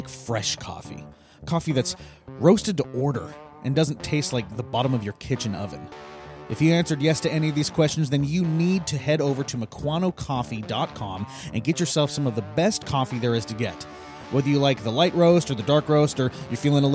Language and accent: English; Eastern Washington, United States; now in Western Washington, United States; I grew up in Eastern Washington. I grew up with snow every year